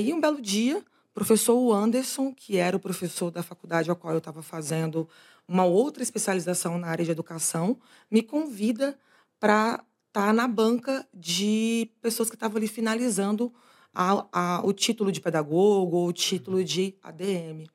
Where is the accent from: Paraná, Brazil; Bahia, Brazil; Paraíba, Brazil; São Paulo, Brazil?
Bahia, Brazil; accent: carregado (Bahian); moved away; da Bahia para o mundo. Acho que esse sotaque carregado aqui dá para dizer de onde eu vim